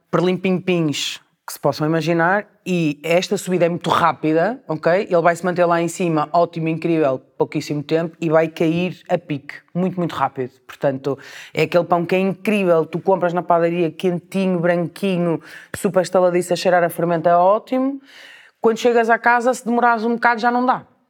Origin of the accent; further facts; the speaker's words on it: Portugal; moved away as an adult; now in Porto, Portugal; era sair de Portugal